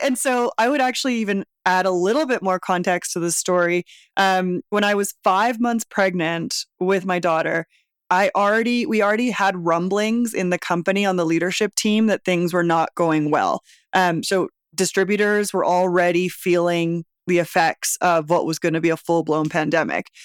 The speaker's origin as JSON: {"language": "English", "town": "Vancouver", "region": "British Columbia", "country": "Canada", "moved": "as an adult", "lives_now": "Mexico City, Mexico", "said": "I'm from Vancouver originally"}